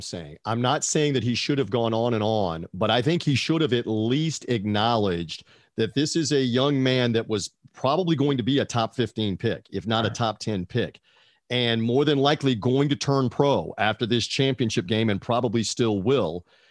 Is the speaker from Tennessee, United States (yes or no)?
yes; Memphis, Tennessee, United States; that's my hometown.